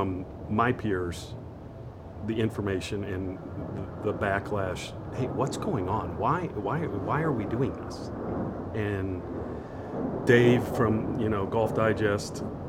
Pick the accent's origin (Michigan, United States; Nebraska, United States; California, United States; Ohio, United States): Ohio, United States; Akron; I grew up in Akron, Ohio